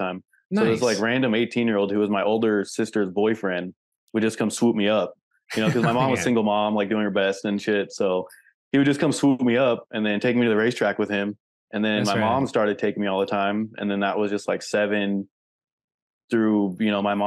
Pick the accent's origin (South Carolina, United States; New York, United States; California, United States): California, United States; El Cajon; now in Las Vegas, United States; I grew up in San Diego, like East County, El Cajon